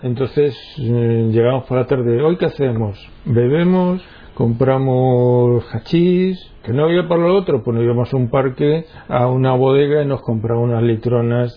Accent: Minas de Riotinto, Andalusia, Spain; Nací en Minas de Rutinto, en Huelva, en una familia, digamos, cristiana, normal, de misa dominical

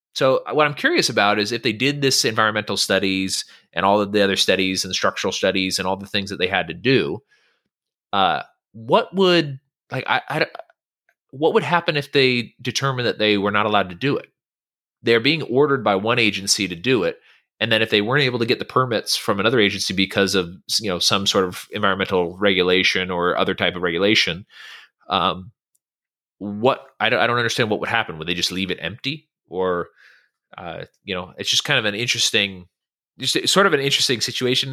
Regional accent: Northern California, United States; moved away; I'm from Northern California

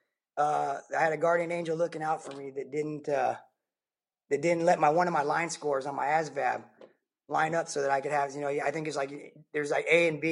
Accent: Covina, California, United States; I was just a regular dude from Southern California, right? I grew up in down in Riverside, the Covina area

